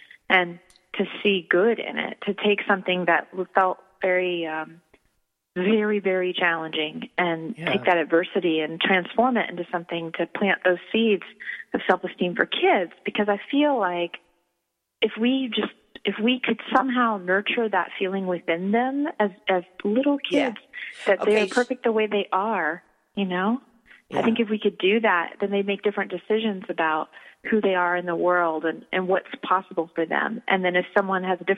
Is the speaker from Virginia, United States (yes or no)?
yes; rural Virginia, United States; now in Los Angeles, United States; I grew up in rural Virginia